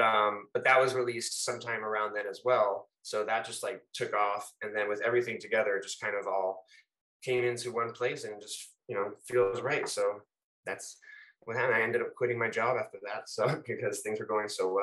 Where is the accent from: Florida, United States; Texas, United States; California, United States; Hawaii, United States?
Florida, United States; Fort Lauderdale; I'm actually born and raised in Fort Lauderdale, Florida, South Florida